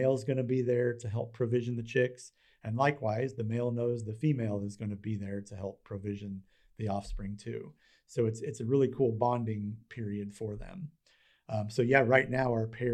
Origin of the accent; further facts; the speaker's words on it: United States; as an American